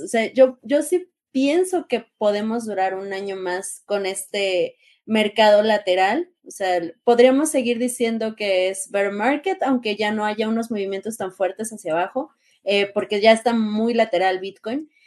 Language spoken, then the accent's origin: Spanish; Mexico